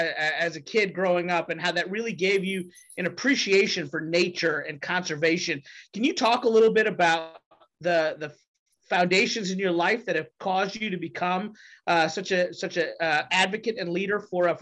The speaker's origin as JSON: {"language": "English", "region": "Kentucky", "country": "United States", "said": "I'm a Republican from Kentucky who cares deeply about the environment."}